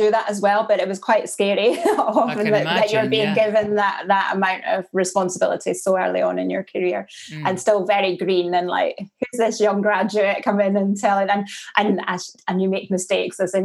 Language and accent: English; Angus, Scotland, United Kingdom; also born or lived in Dundee / Windsor; now in Aberdeenshire, United Kingdom; I was brought up on a farm in the county of Angus, which is the east of Scotland